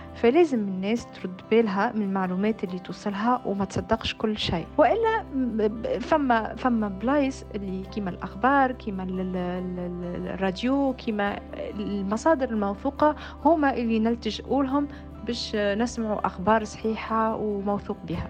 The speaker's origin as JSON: {"language": "Arabic", "country": "Tunisia", "moved": "yes", "lives_now": "Paris, France", "said": "أنا الحقيقة كتونسية مقيمة في باريس"}